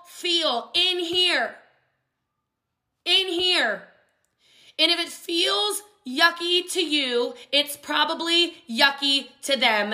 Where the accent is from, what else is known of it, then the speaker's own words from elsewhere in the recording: Hawaii, United States; I'm Hawaiian